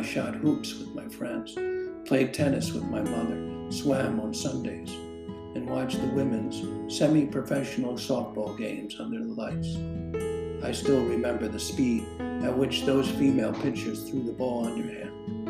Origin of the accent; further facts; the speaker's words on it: Philadelphia, Pennsylvania, United States; growing up in Northeast Philadelphia in the 60s.